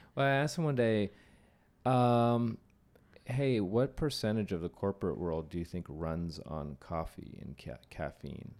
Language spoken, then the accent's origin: English; Bay Area, Silicon Valley, California, United States; I grew up in the, in the Bay Area in Silicon Valley